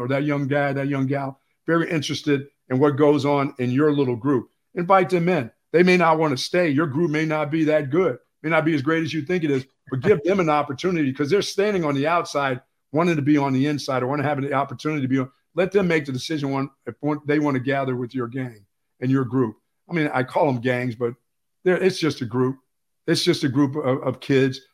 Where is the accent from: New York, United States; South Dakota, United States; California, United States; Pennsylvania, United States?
Pennsylvania, United States; moved away; I grew up in Pennsylvania